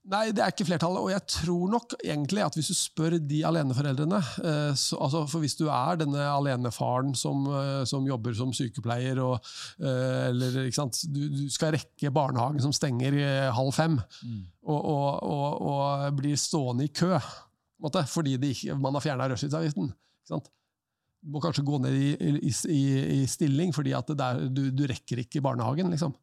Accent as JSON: {"language": "Norwegian", "town": "Lier", "region": "Buskerud", "country": "Norway", "tie": "born or raised there", "said": "jeg er fra Lier"}